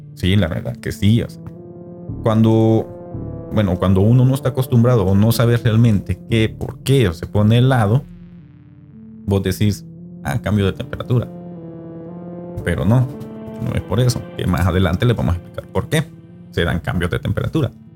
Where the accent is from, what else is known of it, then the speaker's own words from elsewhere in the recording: El Salvador; como salvadoreño